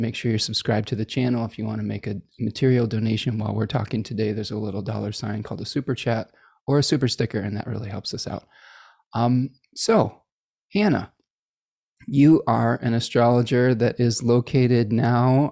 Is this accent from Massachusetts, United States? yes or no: no; Chicago, Illinois, United States; accent: hard A's; I was born in Chicago, so I, I have some hard A's that come out every once in a while